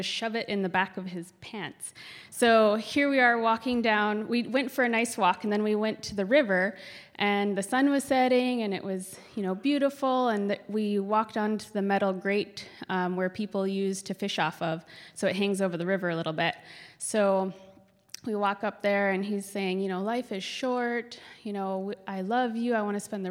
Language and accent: English; Kotzebue, Alaska, United States; moved away; also born or lived in Fairbanks, Alaska; we went to my hometown to make money to work